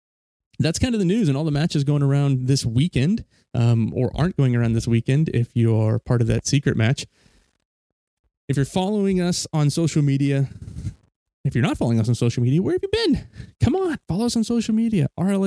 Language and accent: English; United States; You're clearly an American, not British, Aussie, or an Antipede.